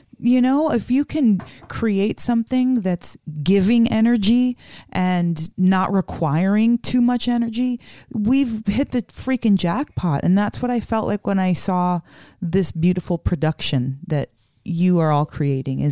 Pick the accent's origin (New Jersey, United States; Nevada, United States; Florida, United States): Nevada, United States; Las Vegas; We're from Vegas, you know, where it's about shows and performing.